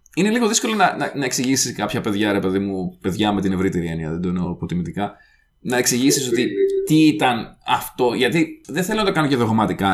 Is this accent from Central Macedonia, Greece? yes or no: no; Karditsa, Thessaly, Greece; στην επαρχία, στην καρδίτσα που μεγάλωσα εγώ